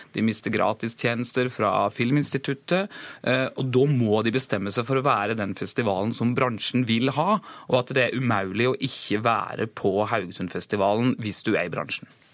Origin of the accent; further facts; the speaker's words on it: Gjerstad, Agder, Norway; Heimbygda mi i Gjerstad det er Abelkommunen